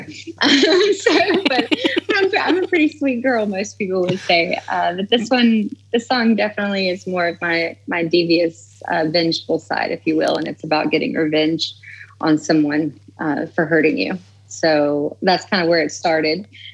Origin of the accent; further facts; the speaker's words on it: the Bible Belt, United States; I'm from the cut, as we call it here, the country.